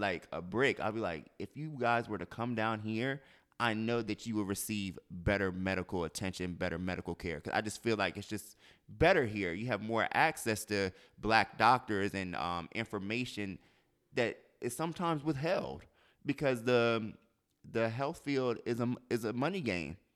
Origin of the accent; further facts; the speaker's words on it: Delaware, United States; moved away; I'm from Delaware